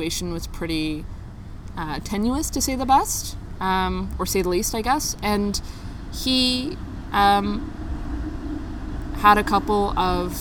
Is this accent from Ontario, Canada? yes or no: yes; Richmond Hill, Ontario, Canada; I was born in 1993 on October 6th. At York Central Hospital in Richmond Hill